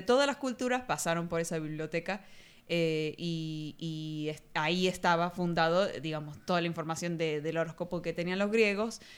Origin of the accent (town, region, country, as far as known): Argentina